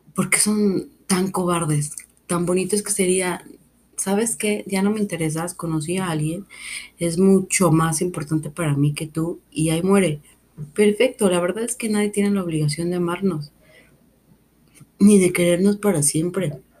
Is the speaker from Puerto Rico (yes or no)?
no; Mexico; vivo en una cultura que nace con la muerte, porque soy mexicana